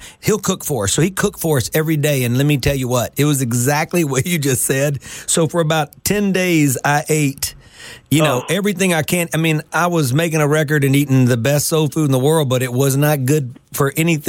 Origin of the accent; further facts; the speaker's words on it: Greenville, Mississippi, United States; moved away; So I grew up in Greenville, Mississippi, down in the Delta, and my mom grew up in Clarksdale. We're way generations back.